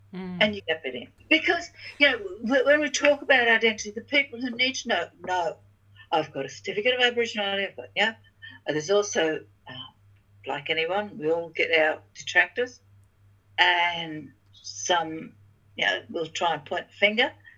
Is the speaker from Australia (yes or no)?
yes; Torres Strait, Queensland, Australia; moved away; also born or lived in Kalkadoon Country, Queensland / Cardwell, Queensland; I was born on Kalkadoon Country, I was raised in the Torres Strait, and I've lived most of my life in Gurumay Country, in Cardwell